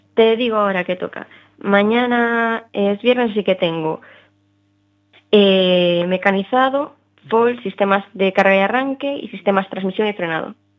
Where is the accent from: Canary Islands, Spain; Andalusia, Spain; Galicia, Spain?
Galicia, Spain; Ferrol; yo soy de Ferrol